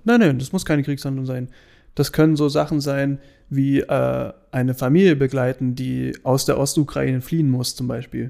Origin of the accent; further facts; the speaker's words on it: Germany; wir sind Deutsche